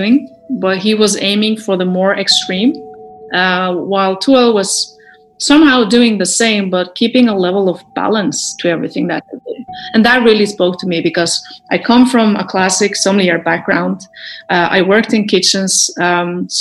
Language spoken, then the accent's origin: English; Telemark, Norway; I grew up in Telemark, which is like the countryside, middle of fucking nowhere in Norway